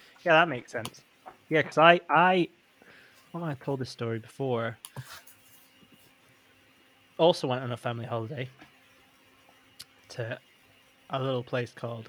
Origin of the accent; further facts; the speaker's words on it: Northeast Scotland, United Kingdom; I grew up in Northeast Scotland.